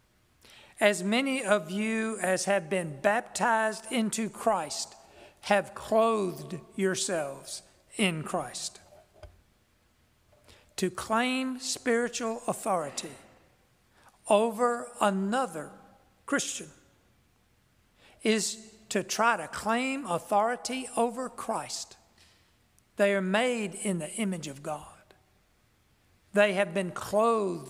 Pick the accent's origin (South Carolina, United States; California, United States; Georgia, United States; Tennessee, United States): Georgia, United States; South; accent: South Georgia (Southern); That's my natural accent